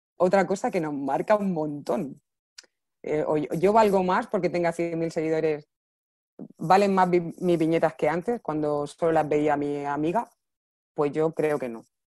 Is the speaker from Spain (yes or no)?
yes; Region of Murcia, Spain; accent: Murcian; como soy murciana no se nota mucho la S